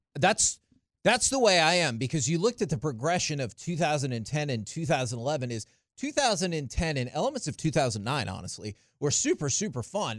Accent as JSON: {"language": "English", "area": "Dallas–Fort Worth Metroplex", "region": "Texas", "country": "United States", "tie": "born or raised there", "said": "I grew up in the Metroplex"}